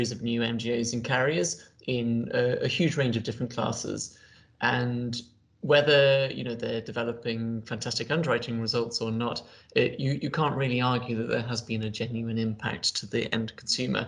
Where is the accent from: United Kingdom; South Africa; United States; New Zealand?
United Kingdom; I'm British